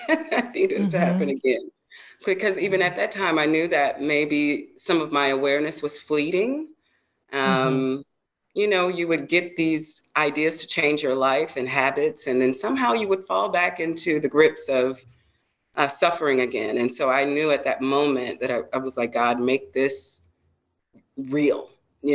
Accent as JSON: {"language": "English", "region": "the South", "country": "United States", "tie": "born or raised there", "said": "going to church and being a Baptist girl growing up in the South"}